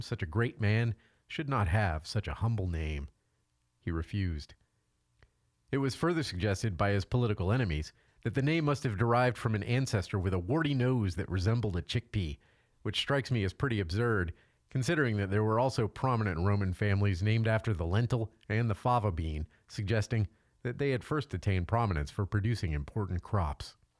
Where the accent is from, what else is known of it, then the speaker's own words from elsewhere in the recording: Louisiana, United States; moved away; I'm originally from Louisiana